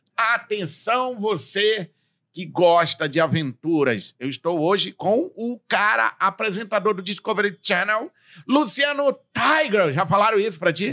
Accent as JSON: {"language": "Portuguese", "region": "interior of Amazonas state", "country": "Brazil", "said": "eu que venho do interior do estado do Amazonas"}